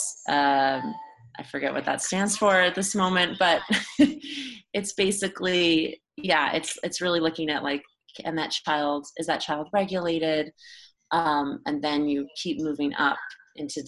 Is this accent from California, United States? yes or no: yes; Burbank, California, United States; also born or lived in Los Angeles, California; I live in Los Angeles, and I grew up in Burbank, California